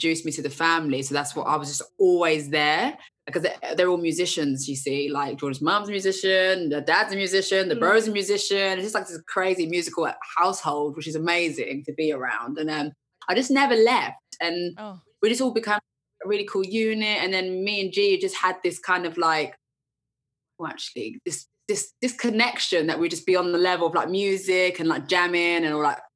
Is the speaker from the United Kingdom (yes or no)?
yes; Essex, East of England, United Kingdom; I'm from Essex.